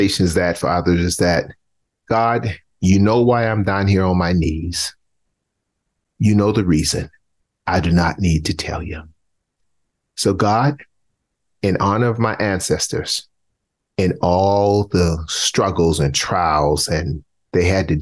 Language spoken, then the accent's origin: English; Charleston, South Carolina, United States; moved away; I grew up in South Carolina, poor black boy from the dirt roads of Charleston, South Carolina